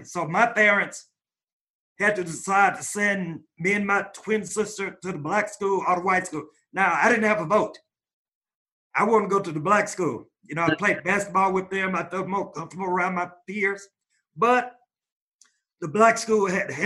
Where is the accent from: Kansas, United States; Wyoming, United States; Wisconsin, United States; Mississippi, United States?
Mississippi, United States; me growing up in Mississippi during the days of segregation